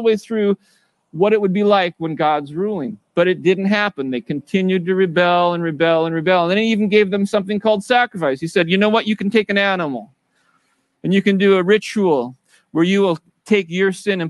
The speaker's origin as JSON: {"language": "English", "country": "United States", "tie": "born or raised there", "said": "I grew up in America as a Christian"}